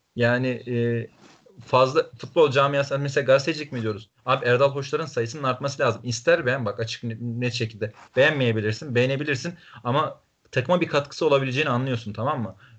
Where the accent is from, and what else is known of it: Trabzon, Turkey